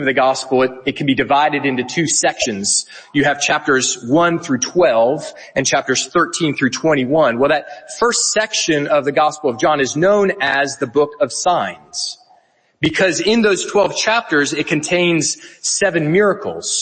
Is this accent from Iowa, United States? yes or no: no; South Carolina, United States; moved away as an adult; now in Edinburgh, United Kingdom; I am from the United States. My family moved to Edinburgh 3 years ago from South Carolina